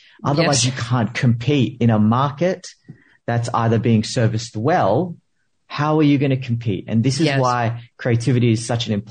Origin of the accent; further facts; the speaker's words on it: Philippines; I'm a Filipino immigrant.